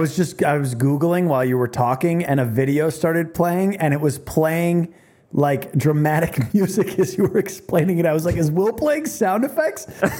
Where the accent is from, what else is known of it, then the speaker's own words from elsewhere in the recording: Midwest, United States; Bitch, I'm from the Midwest. I'm a simple man.